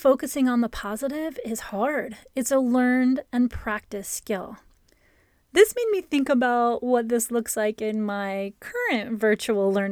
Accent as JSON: {"language": "English", "region": "Ohio", "country": "United States", "tie": "born or raised there", "moved": "yes", "lives_now": "California, United States", "said": "my childhood growing up in Ohio. I grew up with basements. And when I moved to California"}